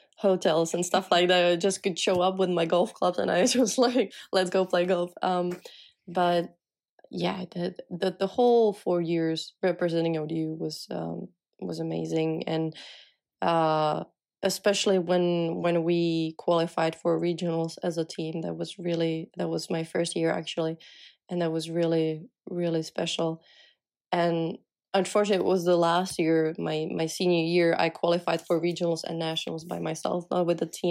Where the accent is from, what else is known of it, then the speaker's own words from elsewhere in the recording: Czechia; English is a second language; moved away as an adult; as I was from Czech